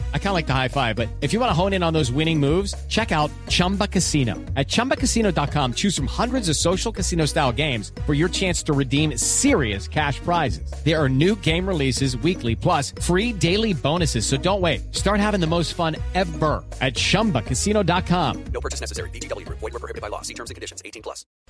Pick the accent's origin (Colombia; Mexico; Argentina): Colombia; nosotros los colombianos